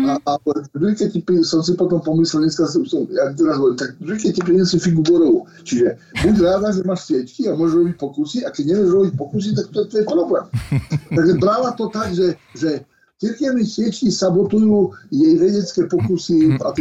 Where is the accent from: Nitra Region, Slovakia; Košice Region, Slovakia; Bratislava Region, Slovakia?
Košice Region, Slovakia; Lastomír; also born or lived in Michalovce / Moscow; ja som sa narodil v Michalovciach, uh, moje, je, tak udáva e, dokumentov, ale celý život som prežil v Lastomíri, kde bol môj otec s prácom farnosti